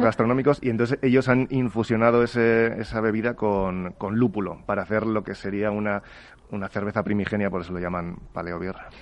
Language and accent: Spanish; Spain; en España somos